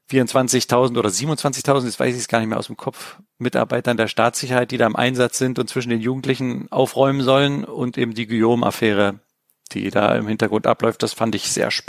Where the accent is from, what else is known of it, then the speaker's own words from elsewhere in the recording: Berlin, Germany; weil ich habe zwar als Kind in Berlin natürlich die Mauer gesehen